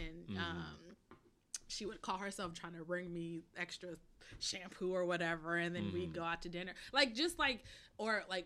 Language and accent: English; Yonkers, New York, United States; also born or lived in Bronx, New York; I was born in the Bronx. I grew up in Westchester, Yonkers, YL